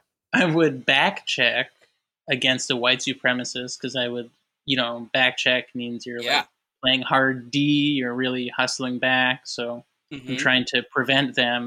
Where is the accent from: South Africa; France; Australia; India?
Australia; I'm Australian.